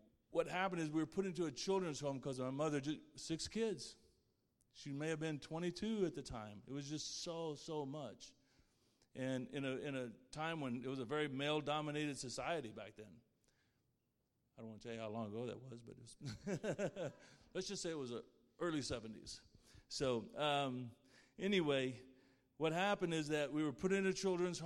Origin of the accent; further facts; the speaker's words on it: Plainview, Texas, United States; I was born in Plainview, Texas.